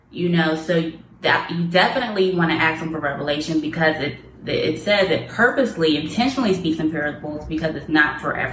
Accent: Pittsburgh, Pennsylvania, United States; Growing up in Pittsburgh, in Pittsburgh

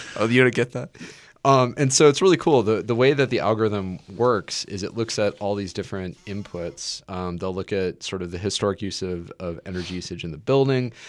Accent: Nebraska, United States; I'm from Nebraska

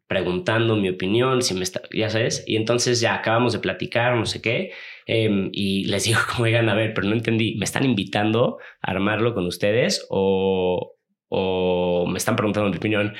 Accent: Los Cabos, Baja California Sur, Mexico; yo soy de Los Cabos, ahí crecí.

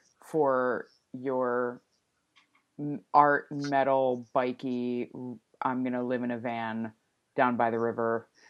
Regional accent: New Jersey, United States; moved away as an adult; now in Portland, United States; I'm from New Jersey originally. I moved to Portland in 2013 and I moved here.

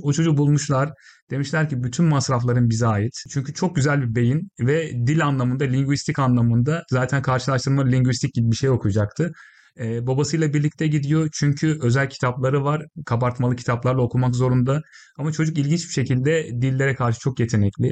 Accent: Isparta, Turkey; moved away as an adult; now in United Kingdom; Ben Ispartalıyım

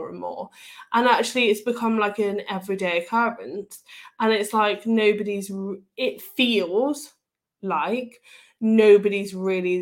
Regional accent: United Kingdom; I'm British

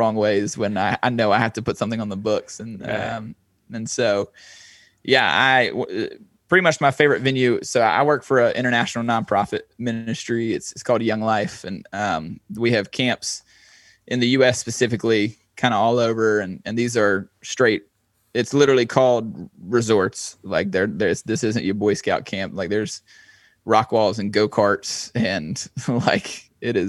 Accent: eastern North Carolina, United States; my hometown's about 2.5 hours east. It's kind of near the beach, and I'm kind of more centrally located now

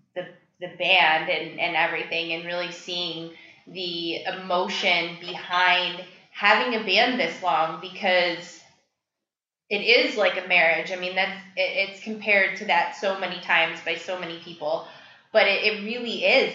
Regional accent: North Carolina, United States; I was born and raised in North Carolina

